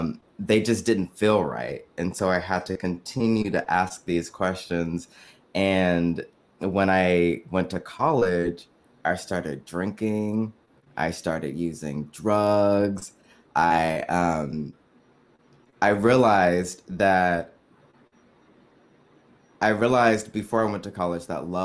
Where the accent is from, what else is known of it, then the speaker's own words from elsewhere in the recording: San Francisco Bay Area, California, United States; also born or lived in New York; I am from the San Francisco Bay Area. That is also where I currently live. Grew up, born and raised